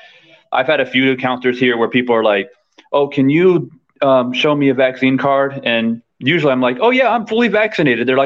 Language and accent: English; Arizona, United States; now in Thailand; I'm actually from Arizona. That's where I was born and raised.